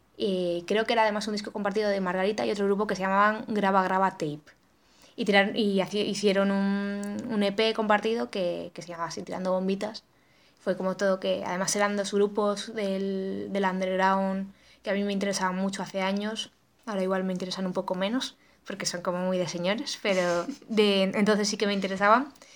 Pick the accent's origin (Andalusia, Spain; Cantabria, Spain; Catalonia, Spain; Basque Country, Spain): Cantabria, Spain; yo soy de Cantabria